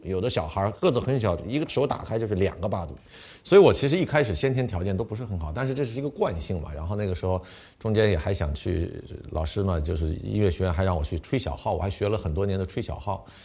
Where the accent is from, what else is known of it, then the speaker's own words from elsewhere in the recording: Beijing, China; moved away as an adult; also born or lived in United States; 我本身在北京出生，北京长大，然后呢，有中国胃，对吧？出去的时候已经二十三岁了